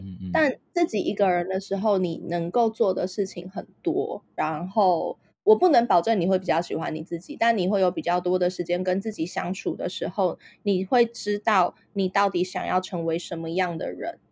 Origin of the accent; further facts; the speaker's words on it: Taipei, Taiwan; 我就是出生在台湾，然后小地方，然后，呃，其实我是台北人啦